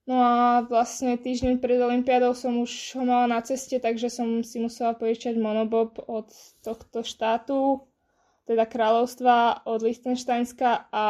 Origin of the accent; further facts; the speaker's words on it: Bratislava, Bratislava Region, Slovakia; som bola dva týždne v Prahe a dva týždne doma v Bratislave.